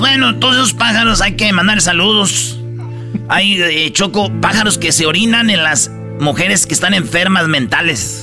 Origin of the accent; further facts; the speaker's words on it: Jiquilpan, Michoacán, Mexico; Y yo soy de Jiquilpan, Michoacán